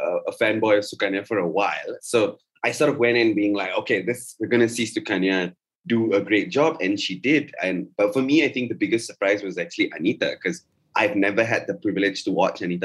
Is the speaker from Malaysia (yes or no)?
yes; Malaysia; us as a Malaysian audience